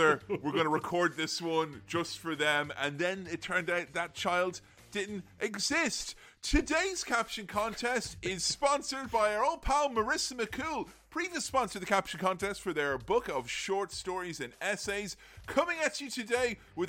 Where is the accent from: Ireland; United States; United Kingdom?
Ireland; back when I was a young boy growing up in Ireland